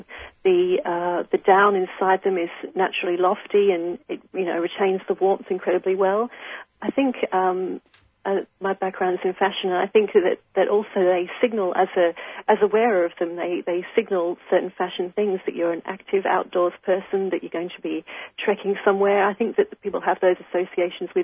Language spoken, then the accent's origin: English; Queensland, Australia; as a Queenslander